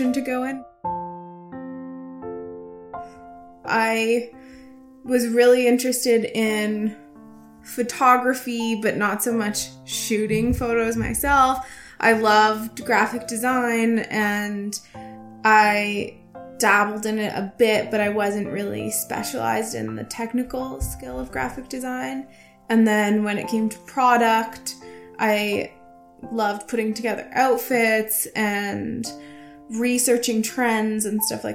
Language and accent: English; Toronto, Ontario, Canada; also born or lived in New York; I was born and raised in Toronto, and so were both of my parents